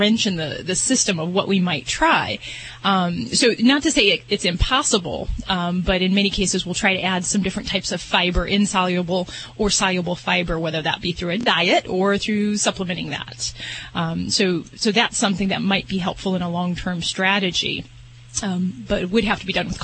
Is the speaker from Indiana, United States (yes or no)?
yes; Indiana, United States; moved away; From my old neck in the woods. Well, Indiana